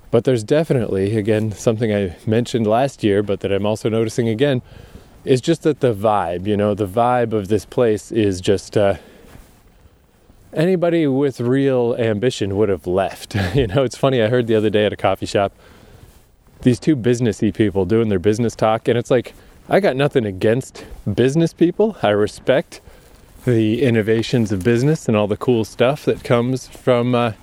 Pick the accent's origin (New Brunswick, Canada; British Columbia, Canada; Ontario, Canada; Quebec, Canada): New Brunswick, Canada; Fredericton; moved away; I am back in my hometown